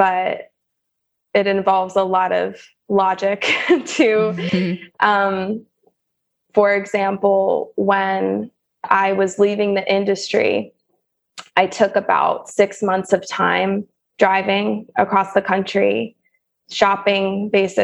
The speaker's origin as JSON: {"language": "English", "region": "the South", "country": "United States", "also_born_or_lived": "St. Louis / Nashville / Los Angeles", "said": "I'm from the South"}